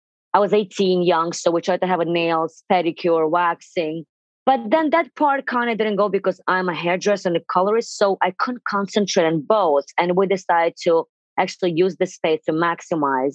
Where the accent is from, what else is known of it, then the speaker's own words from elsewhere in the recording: Russia; English is a second language; moved away as an adult; now in New York City, United States; 23 years ago, I immigrated from Russia to here